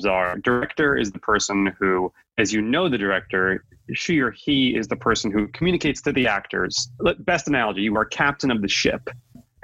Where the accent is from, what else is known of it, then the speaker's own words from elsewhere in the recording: New York, United States; I'm born and raised in New York